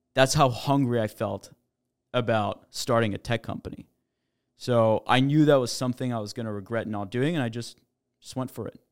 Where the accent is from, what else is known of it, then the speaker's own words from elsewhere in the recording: Montreal, Quebec, Canada; moved away; also born or lived in New York; I'm actually Canadian. I grew up in Montreal.